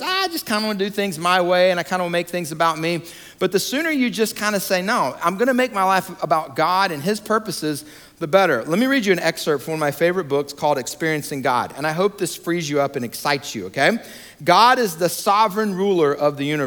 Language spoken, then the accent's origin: English; Georgia, United States; moved away as an adult; also born or lived in Atlanta, Georgia / New York / Denver, Colorado / Montgomery, Alabama; now in Raleigh-Durham, United States; I was born and raised in Georgia